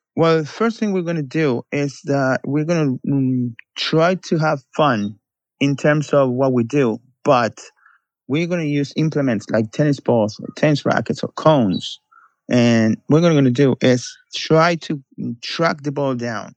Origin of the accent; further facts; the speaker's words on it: Buenos Aires, Argentina; moved away as an adult; also born or lived in New York; now in Barcelona, Spain; I'm from Buenos Aires, Argentina. I worked in Buenos Aires for nine years, and then I moved to New York.